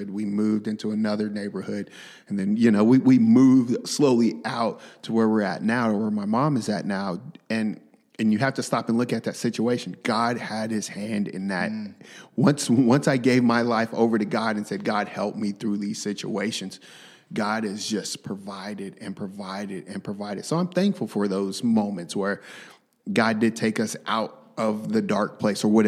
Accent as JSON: {"language": "English", "town": "Tulsa", "region": "Oklahoma", "country": "United States", "tie": "born or raised there", "said": "I was raised in Tulsa. I was raised in North Tulsa, you know, yeah. Turley area, you know, McLain, TSST area."}